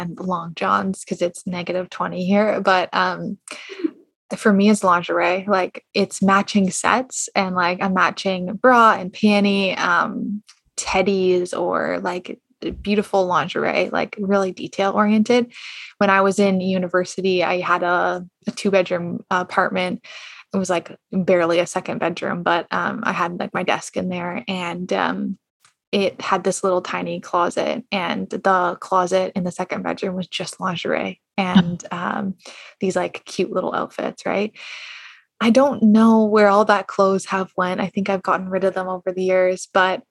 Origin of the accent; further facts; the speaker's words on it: Canada; I'm Canadian